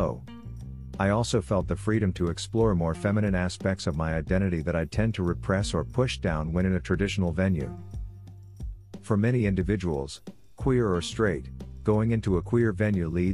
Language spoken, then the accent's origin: English; Nova Scotia, Canada; now in Victoria, Canada; Growing up in Nova Scotia, pub culture was a big part of my life